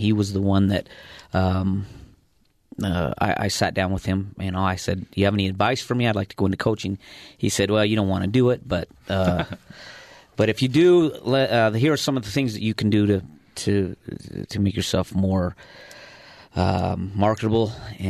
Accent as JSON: {"language": "English", "town": "Provo", "region": "Utah", "country": "United States", "tie": "born or raised there", "said": "I grew up in Provo. I'm from Provo"}